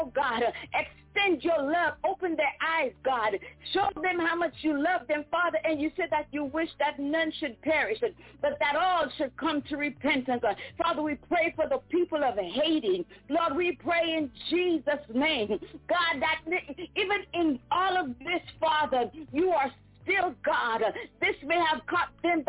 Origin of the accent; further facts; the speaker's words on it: U.S. Virgin Islands; also born or lived in Saint Lucia (parents); I am from the Caribbean. Amen. My parents are St. Lucian. I was born in Virgin Island on the island of St. Croix